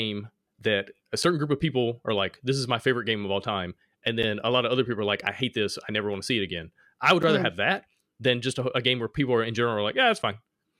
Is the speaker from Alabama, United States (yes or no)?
yes; Alabama, United States; accent: Alabama; My Alabama accent